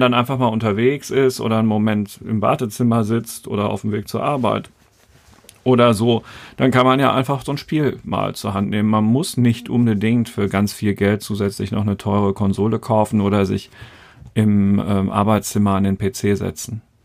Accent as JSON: {"language": "German", "country": "Germany", "said": "Bei uns in Deutschland"}